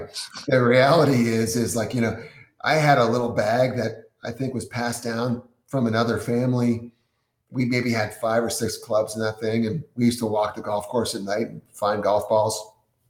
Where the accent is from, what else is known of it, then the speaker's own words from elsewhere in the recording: New England, United States; I'm from New England, you know, Cochrane's ski area